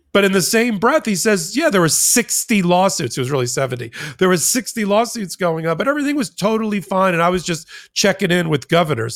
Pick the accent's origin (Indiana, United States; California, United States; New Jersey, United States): New Jersey, United States; Jersey Shore; I'm from the Jersey Shore